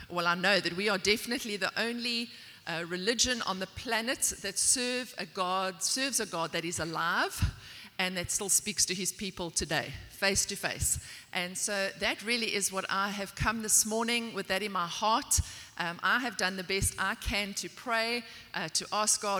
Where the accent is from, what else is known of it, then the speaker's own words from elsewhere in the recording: South Africa; also born or lived in Port Elizabeth, South Africa; I'm from South Africa.